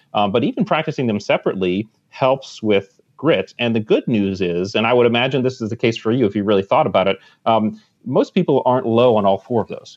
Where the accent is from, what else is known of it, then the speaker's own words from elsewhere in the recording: Connecticut, United States; I grew up in Connecticut, right on the water